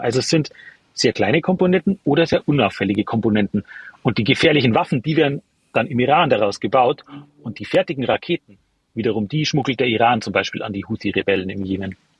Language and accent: German; Germany; bei uns in Deutschland